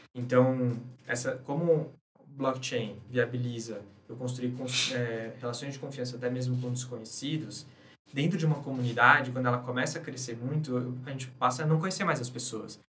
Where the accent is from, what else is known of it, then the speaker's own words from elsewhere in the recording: Brazil; sendo brasileiro